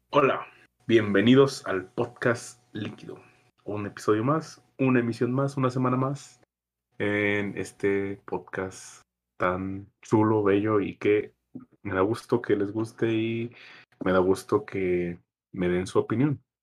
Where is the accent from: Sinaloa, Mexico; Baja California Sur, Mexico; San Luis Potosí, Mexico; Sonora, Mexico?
San Luis Potosí, Mexico; uno como mexicano o, por ejemplo, como potosino